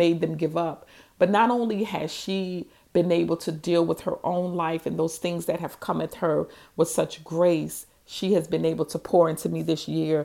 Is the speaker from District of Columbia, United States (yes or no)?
no; New Orleans, Louisiana, United States; also born or lived in Houston, Texas; I'm from New Orleans